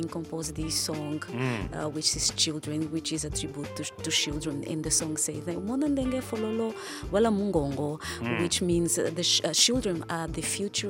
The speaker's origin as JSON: {"language": "English", "country": "Angola", "moved": "yes", "lives_now": "Houston, United States", "said": "I am from Angola and I have these African roots"}